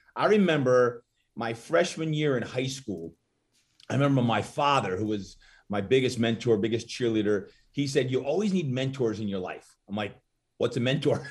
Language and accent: English; Brick, New Jersey, United States; moved away as an adult; also born or lived in Malibu, California; now in San Diego, United States; grew up, uh, in New Jersey